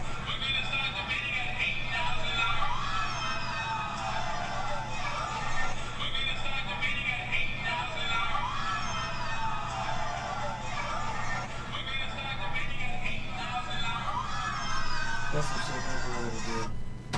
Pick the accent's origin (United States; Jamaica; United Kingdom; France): Jamaica; I'm Jamaican